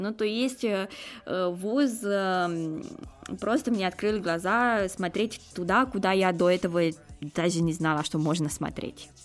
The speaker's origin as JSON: {"language": "Russian", "country": "Romania", "second_language": "Russian", "moved": "as an adult", "lives_now": "Moscow, Russia", "said": "я из Румынии"}